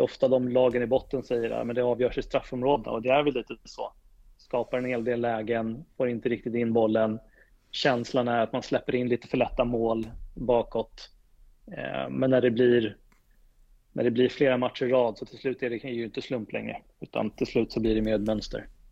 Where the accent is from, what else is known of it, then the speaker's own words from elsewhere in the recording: Täby, Stockholm County, Sweden; Jag är ju född och uppvuxen i Täby